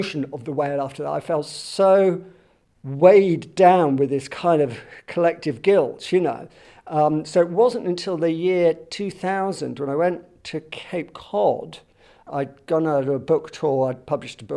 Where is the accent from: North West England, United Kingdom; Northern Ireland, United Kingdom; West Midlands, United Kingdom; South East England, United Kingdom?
South East England, United Kingdom; Southampton; moved away; also born or lived in London; I was born and brought up in Southampton, right by the sea